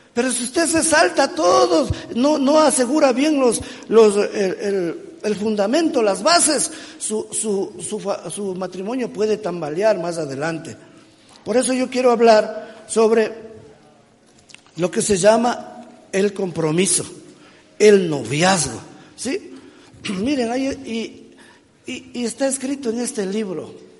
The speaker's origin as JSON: {"language": "Spanish", "country": "Ecuador", "said": "Yo soy ecuatoriano, yo soy latinoamericano"}